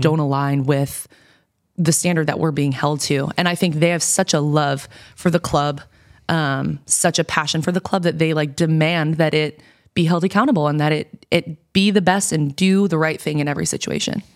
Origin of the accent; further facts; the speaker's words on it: New York, United States; moved away as an adult; now in Portland, United States; I'm from New York